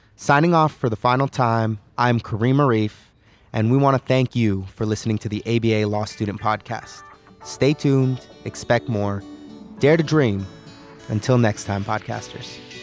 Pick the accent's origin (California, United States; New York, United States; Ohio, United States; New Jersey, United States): California, United States; I hail from California